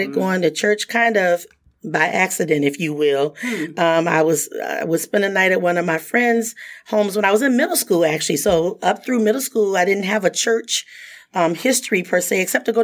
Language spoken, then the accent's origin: English; Muskegon Heights, Michigan, United States; I grew up in Muskegon Heights, Michigan, small African-American community.